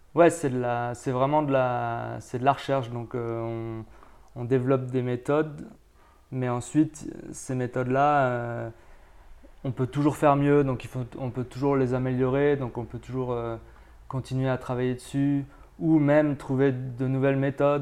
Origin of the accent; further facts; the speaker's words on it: France; moved away as an adult; now in Tenerife, Spain; je viens de France. Enfin, je suis français, mais en fait, je travaille maintenant aux îles Canaries, à, à, Tenerife plus précisément